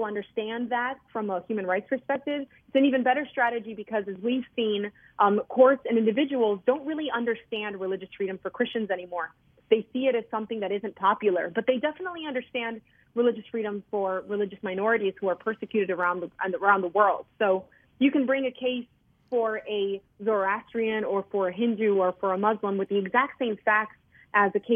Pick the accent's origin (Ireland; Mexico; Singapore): Mexico; now in United States; I was born in Mexico